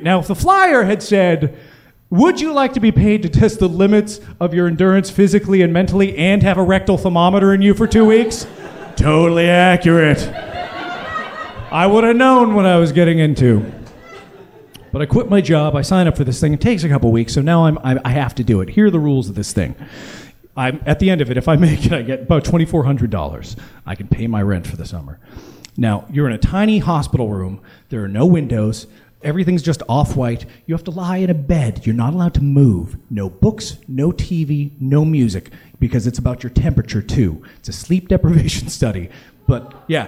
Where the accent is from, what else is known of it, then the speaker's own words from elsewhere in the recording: United States; I'm an American.